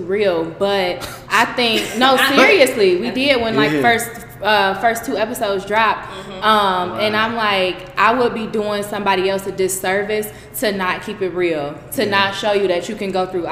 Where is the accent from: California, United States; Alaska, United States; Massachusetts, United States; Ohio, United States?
Ohio, United States; Cincinnati; Growing up in Cincinnati as Black women, being first generation college students, we didn't grow up like everybody else.